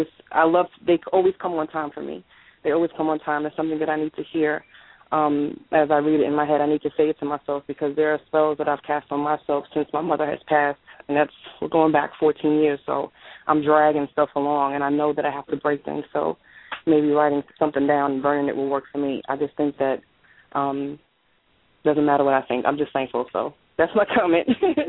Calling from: New York City, New York, United States; I'm calling from Queens, New York.

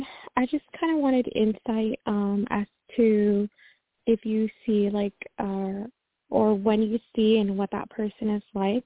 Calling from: Washington, United States; I'm calling from Washington State.

